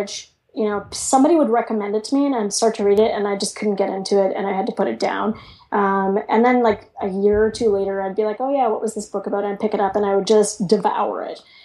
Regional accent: Canada; I'm Canadian

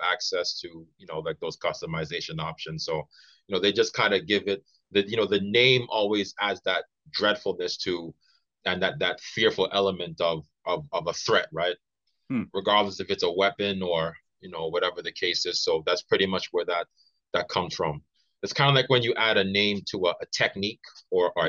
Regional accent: New York, United States; moved away as an adult; now in Japan; I'm from New York State, right? So that's pretty much where I was born and raised, and I'm in New York City

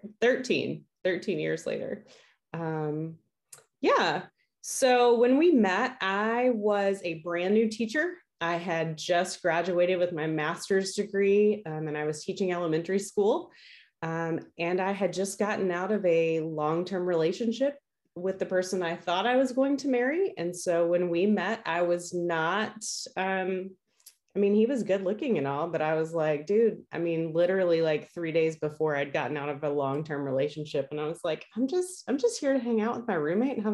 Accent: Suffolk, Virginia, United States; I grew up in the Hampton Roads area of Virginia, but I grew up in the westernmost city of Hampton Roads

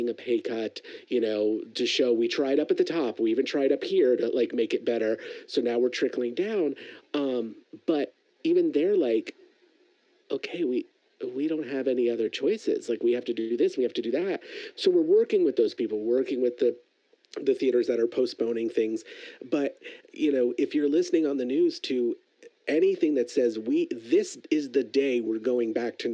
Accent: Florida, United States; moved away; I'm originally from Florida.

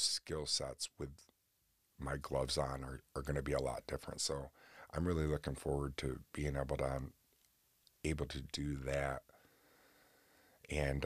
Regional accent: Oswego, New York, United States; right here in Oswego, New York, in my hometown

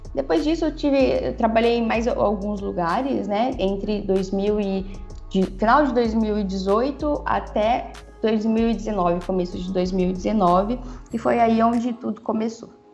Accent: São José do Rio Preto, São Paulo, Brazil; Eu sou de São José do Rio Preto

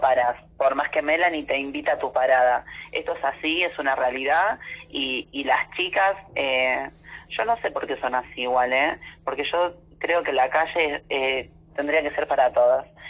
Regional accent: Virrey del Pino, Buenos Aires Province, Argentina; yo soy acá de zona oeste, de La Matanza, soy de, ruta 3, kilómetro 36. Este es Virrey del Pino

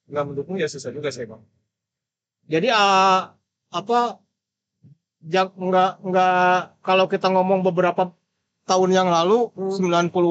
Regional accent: Depok, West Java, Indonesia; now in Bandung, Indonesia; aku kan orang Depok kan terus kayak kesini kayak udahlah di sini aja kayaknya udah nyaman gitu

